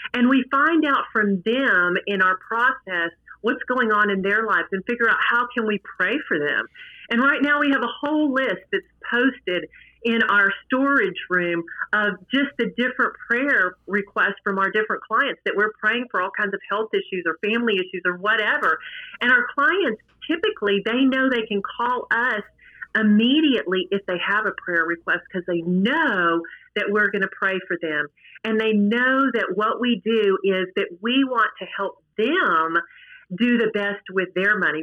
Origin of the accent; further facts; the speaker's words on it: Midland, Texas, United States; I'm from Midland, Texas